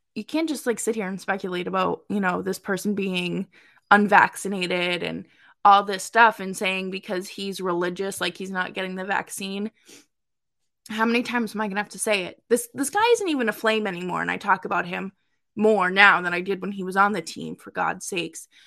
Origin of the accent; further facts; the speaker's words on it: Massachusetts, United States; Dorchester kid, I'm from Massachusetts